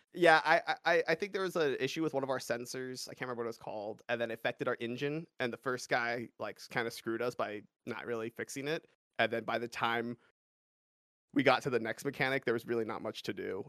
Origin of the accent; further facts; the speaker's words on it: Los Angeles, California, United States; moved away as an adult; now in Colorado, United States; I grew up in California in, like, the suburbs of Los Angeles for my entire life